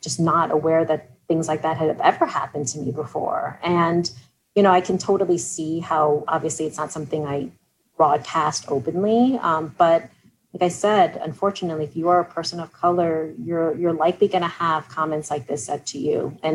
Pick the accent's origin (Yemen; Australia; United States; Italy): United States; New York; growing up in New York